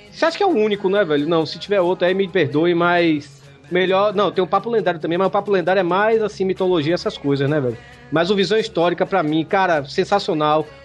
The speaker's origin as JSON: {"language": "Portuguese", "region": "Bahia", "country": "Brazil", "said": "Se bem que, Hugo, você sabe, eu sou baiano, né?"}